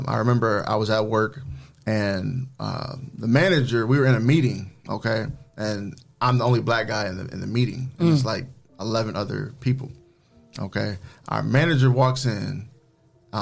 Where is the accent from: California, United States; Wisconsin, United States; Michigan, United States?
Michigan, United States; Jackson; moved away as an adult; also born or lived in Ann Arbor, Michigan; now in Toledo, United States; I'm from Jackson, Michigan.